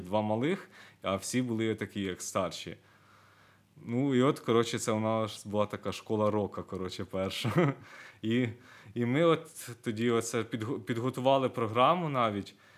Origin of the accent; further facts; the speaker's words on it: Myronivka, Kyiv Oblast, Ukraine; Я сам родом з Миронівки, це Київська область, там 100 кілометрів